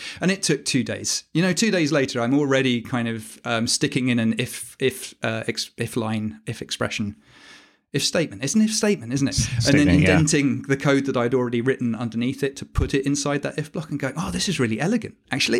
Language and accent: English; Dubai, United Arab Emirates; I grew up in Dubai as well.